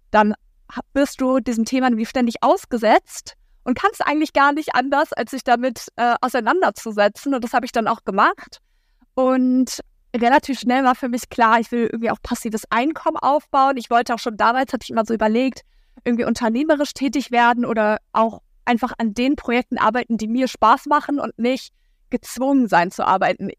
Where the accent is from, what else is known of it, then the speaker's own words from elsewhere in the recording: Hamburg, Germany; moved away as an adult; now in Lüneburg, Germany; Ich wohne äh, momentan in Lüneburg. Ich komme eigentlich aus Hamburg